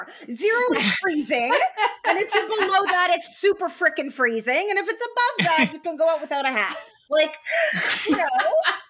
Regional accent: Montreal, Quebec, Canada; Oh, my hometown.

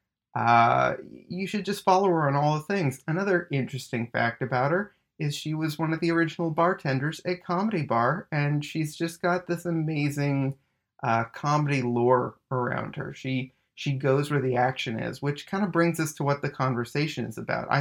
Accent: Winnipeg, Manitoba, Canada; moved away; we're both from Winnipeg originally

